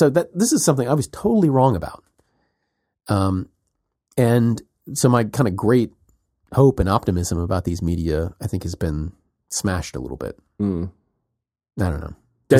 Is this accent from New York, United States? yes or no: no; South Carolina, United States; When I was a kid growing up in South Carolina, and there were political debates